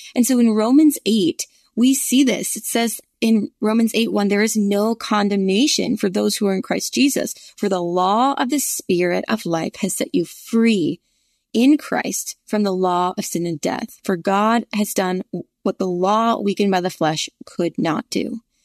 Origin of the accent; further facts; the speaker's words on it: the North, United States; now in Virginia, United States; I grew up in the North